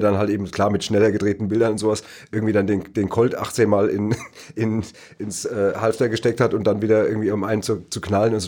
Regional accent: Neu-Isenburg, Hesse, Germany; das Astoria Kino in Neu-Isenburg, äh, wo ich groß geworden bin

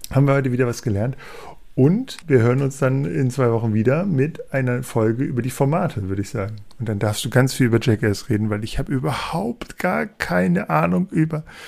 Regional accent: Hanover, Lower Saxony, Germany; als Hannoveraner

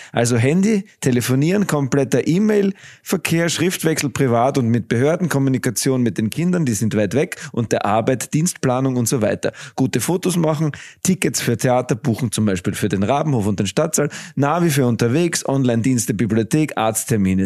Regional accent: Graz, Styria, Austria; ich bin ein Grazer Gaut

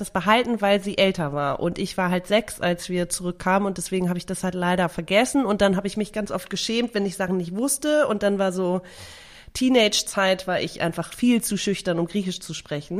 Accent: Germany; also born or lived in Greece / Sicily; damit bin ich halt aufgewachsen. Also neben mhm. Deutschland natürlich

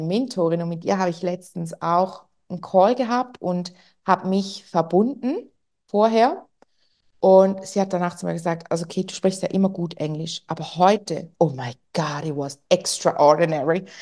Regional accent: Switzerland; accent: Swiss German; ich spreche Schweizerdeutsch normalerweise

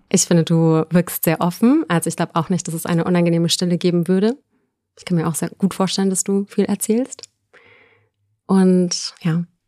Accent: Munich, Bavaria, Germany; ich komme aus München und wohne aktuell auch noch in München.

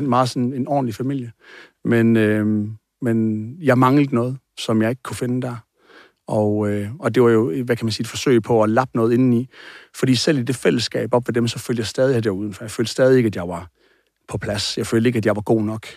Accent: Aarhus, Central Denmark Region, Denmark; born or raised there

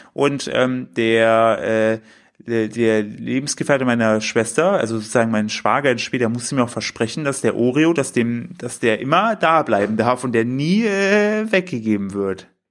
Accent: the easternmost tip of Thuringia, Germany; moved away; bin zu meinen Eltern gefahren in meine Heimat, in, den östlichsten Zipfel von Thüringen

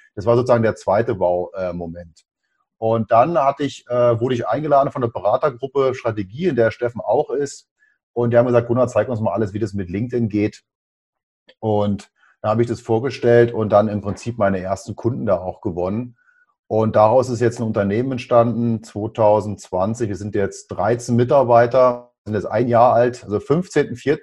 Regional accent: Berlin, Germany; bin gebürtiger Berliner

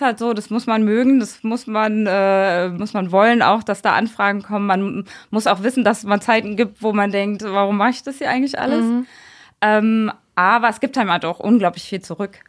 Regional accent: a small village in Brandenburg, Germany; moved away as an adult; now in Mainz, Germany; ich komme bin auf einem kleinen Dorf in Brandenburg groß geworden

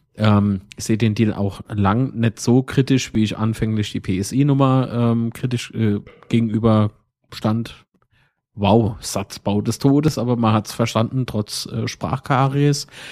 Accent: Kaiserslautern, Rhineland-Palatinate, Germany; Von wo kommst du dann? Und dann sag ich, Herr Kaiserslautern

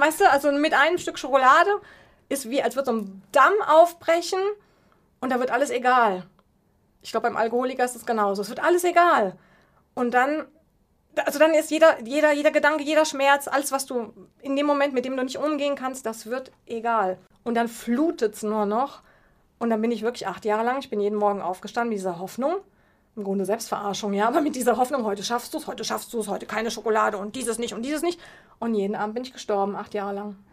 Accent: Heusenstamm, Hesse, Germany; first language German; moved away as an adult; also born or lived in Peru; Meine Kindheit in Heusenstamm

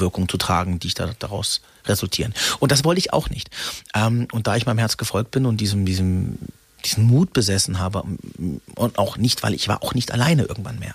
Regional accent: Freiburg, Baden-Württemberg, Germany; durch das Ausländersein in Freiburg, wo ich geboren bin

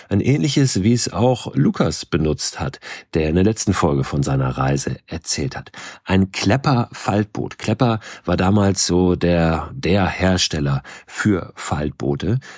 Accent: Schleswig-Holstein, Germany; in einem Ort ganz in der Nähe von dort, wo ich groß geworden bin, in Schleswig-Holstein, unweit von Hamburg.

